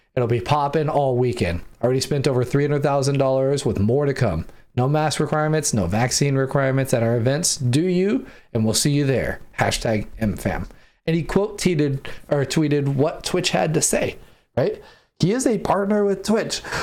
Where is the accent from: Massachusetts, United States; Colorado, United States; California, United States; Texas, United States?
California, United States; San Diego; moved away; because I grew up in San Diego